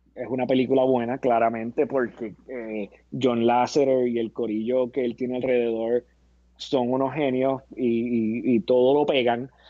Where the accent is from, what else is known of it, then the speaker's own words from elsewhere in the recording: Puerto Rico; como boricua, como boricua